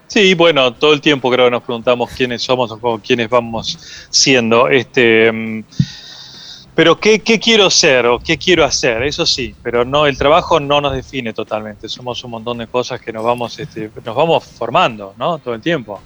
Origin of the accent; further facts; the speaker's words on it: Necochea, Buenos Aires Province, Argentina; moved away; soy de Necochea y ahora voy mucho allá